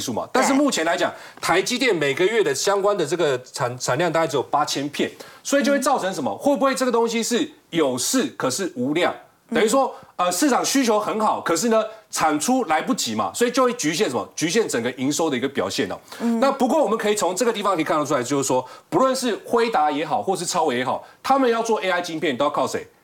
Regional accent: Taiwan; 而且这三个人我觉得我是台湾人，非常骄傲，因为都是台湾人哦

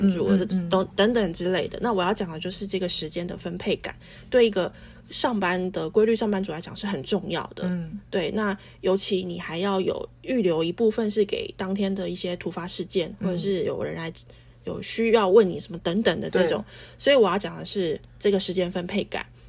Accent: Taichung, Taiwan; 假设我，我是台中人，我就有我的国小同学，因为他们都回来了。

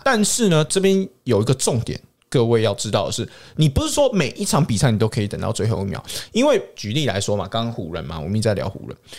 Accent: Canada; also born or lived in Saskatchewan; 我是从小在加拿大长大

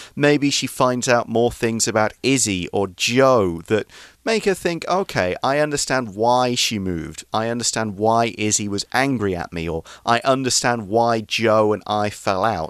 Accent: England, United Kingdom; we've got one of the oldest pubs in the world in my hometown.

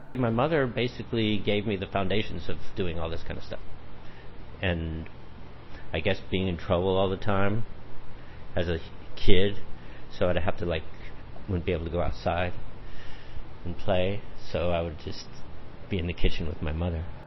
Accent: Los Angeles, California, United States; moved away as an adult; now in Taichung, Taiwan; I come from Los Angeles, we have a lot of vegetables and everything around where I grew up

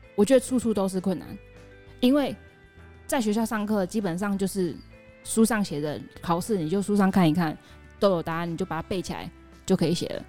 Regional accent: Taiwan; moved away as an adult; now in Cambodia; 我们台湾女生

